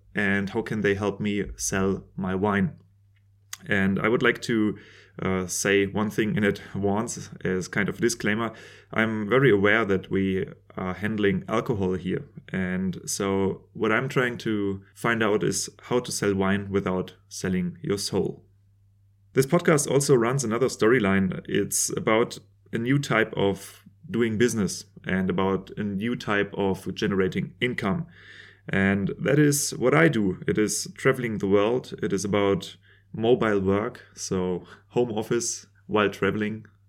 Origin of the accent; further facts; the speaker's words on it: Germany; I'm a winemaker from Germany